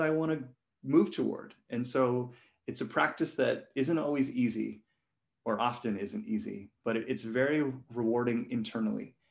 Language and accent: English; Hong Kong; I was born and raised in Hong Kong